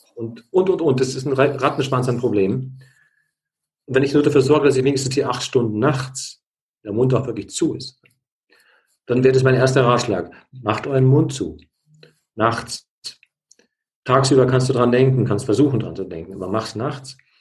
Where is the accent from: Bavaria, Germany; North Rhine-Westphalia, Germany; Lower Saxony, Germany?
Bavaria, Germany; bei uns in Bayern, Bad Reichenhall